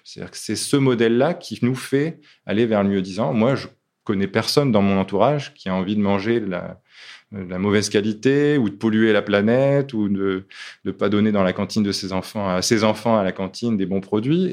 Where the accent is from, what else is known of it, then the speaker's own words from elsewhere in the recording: Lille, Hauts-de-France, France; moved away; also born or lived in Africa / Annonay; je suis lillois au départ